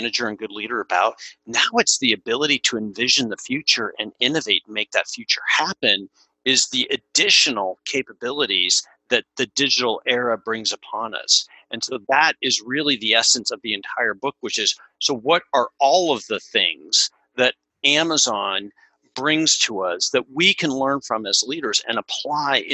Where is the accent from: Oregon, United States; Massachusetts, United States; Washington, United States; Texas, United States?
Oregon, United States; Portland; now in San Clemente, United States; I grew up in Portland, Oregon